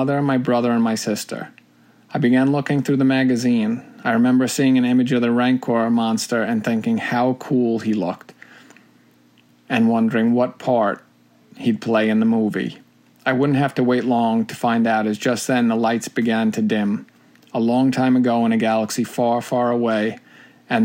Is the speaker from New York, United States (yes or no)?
yes; New York, United States; born or raised there